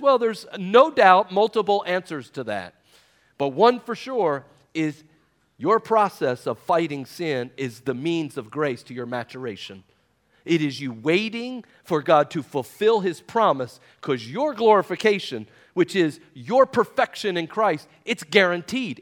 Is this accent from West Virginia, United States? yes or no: yes; West Virginia, United States; I'm from West Virginia